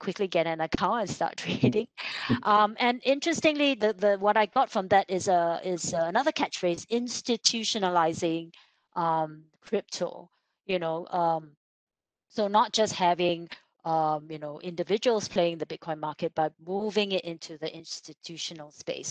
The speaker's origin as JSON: {"language": "English", "country": "Singapore", "said": "as a Singaporean"}